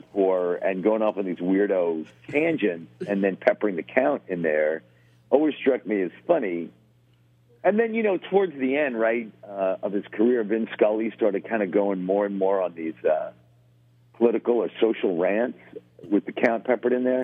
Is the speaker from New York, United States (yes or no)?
yes; New York City, New York, United States; growing up in Queens